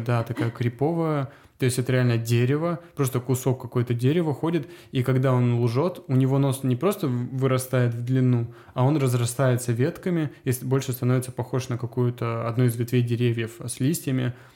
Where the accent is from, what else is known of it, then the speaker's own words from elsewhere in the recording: Azov or Rostov, Rostov Oblast, Russia; moved away as an adult; also born or lived in Cyprus / Latvia; now in Serbia; в детстве в Азове, то ли в Ростове